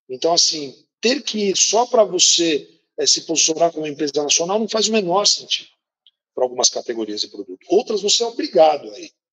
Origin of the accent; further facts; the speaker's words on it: São Paulo, Brazil; born there; nós nascemos na Mata Atlântica, no né? litoral de São Paulo é um berço da Mata Atlântica, tem um bioma maravilhoso, e a gente vem de todas as praias, né?